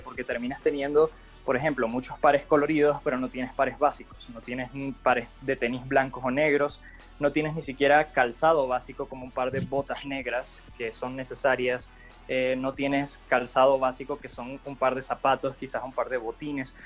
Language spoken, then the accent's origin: Spanish; Venezuela; moved away as an adult; yo soy venezolano, llegué acá hace tres años aproximadamente